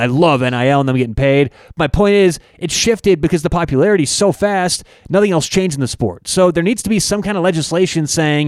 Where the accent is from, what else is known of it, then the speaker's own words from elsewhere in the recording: Colorado, United States; I grew up in Colorado and I love CU.